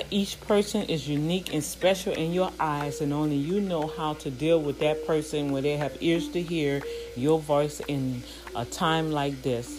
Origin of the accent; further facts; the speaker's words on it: New Orleans, Louisiana, United States; moved away; my hometown in New Orleans